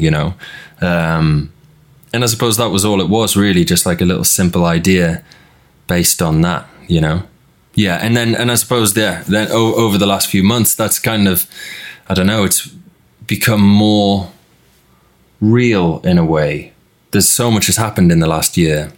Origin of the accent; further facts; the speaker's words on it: Newcastle upon Tyne, North East England, United Kingdom; growing up in Newcastle